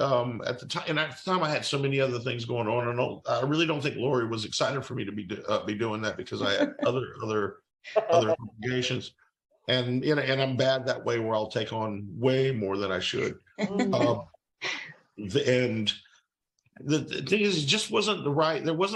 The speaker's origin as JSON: {"language": "English", "town": "Fairhope", "region": "Alabama", "country": "United States", "tie": "born or raised there", "said": "I based mine in my hometown"}